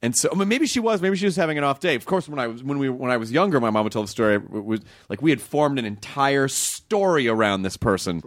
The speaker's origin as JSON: {"language": "English", "town": "Memphis", "region": "Tennessee", "country": "United States", "tie": "born or raised there", "also_born_or_lived": "Kentucky", "moved": "yes", "lives_now": "Los Angeles, United States", "said": "I grew up in Tennessee."}